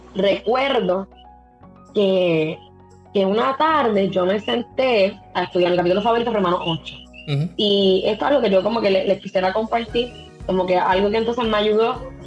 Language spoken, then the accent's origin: Spanish; Las Marías, Puerto Rico; yo soy del de Pueblo de las Marías, un pueblo en la montaña, eh, siempre he vivido aquí, siempre he sido de aquí